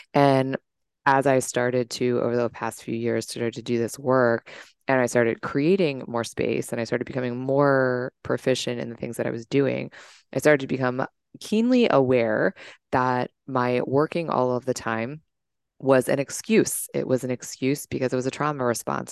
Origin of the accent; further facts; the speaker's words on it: Washington, District of Columbia, United States; I'm from the Washington, D C area, born and raised